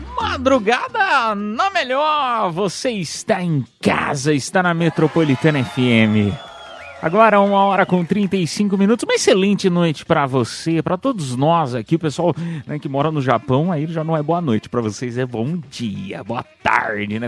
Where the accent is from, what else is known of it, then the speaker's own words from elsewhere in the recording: São Paulo, Brazil; sou do estado de São Paulo, tem um sotaque